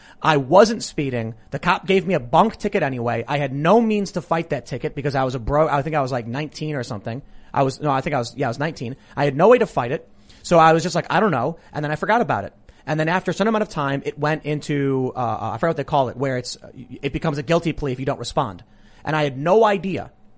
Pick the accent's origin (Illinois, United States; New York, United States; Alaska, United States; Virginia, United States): Illinois, United States; Chicago; These are really old stories from back when I was growing up in Chicago.